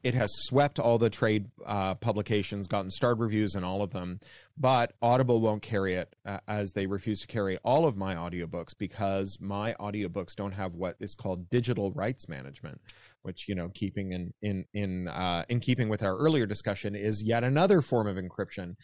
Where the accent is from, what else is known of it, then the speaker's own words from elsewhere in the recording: Canada; accent: Canadian; now in United States; as you can hear from my accent, I'm a Canadian.